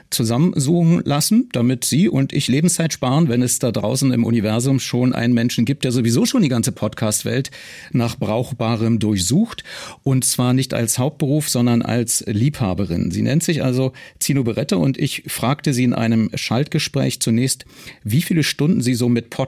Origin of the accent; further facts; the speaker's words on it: New York City, New York, United States; German is a second language; ich komme aus New York City.